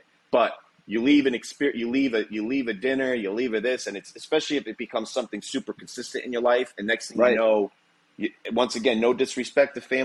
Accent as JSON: {"language": "English", "town": "Palm Coast", "region": "Florida", "country": "United States", "tie": "born or raised there", "said": "We grew up in the Palm Coast area"}